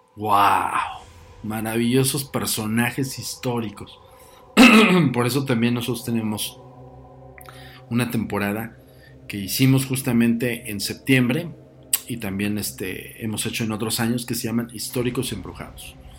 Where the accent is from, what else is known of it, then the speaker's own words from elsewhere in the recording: Mexico City, Mexico; los que somos eh, oriundos de la Ciudad de México